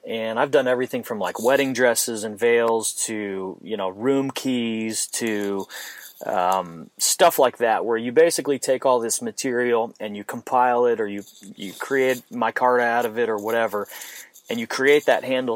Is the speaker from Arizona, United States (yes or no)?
yes; Phoenix, Arizona, United States; moved away; I'm from Phoenix, Arizona originally